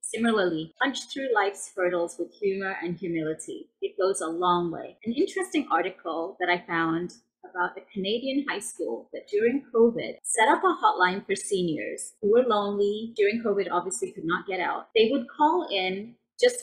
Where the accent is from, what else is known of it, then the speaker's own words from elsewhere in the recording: England, United Kingdom; also born or lived in India; now in United States; I was born in India, but grew up in England